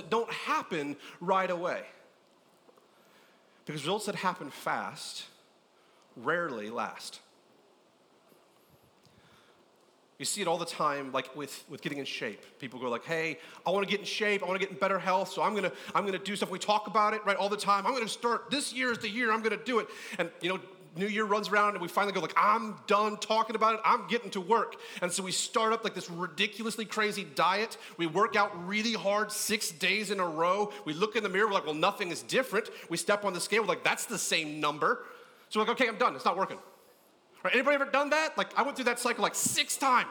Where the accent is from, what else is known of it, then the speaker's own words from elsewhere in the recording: California, United States; I grew up in California